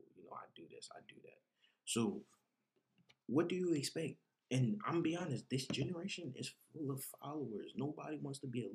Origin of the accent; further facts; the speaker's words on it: New Jersey, United States; moved away; growing up in Jersey, there was no community center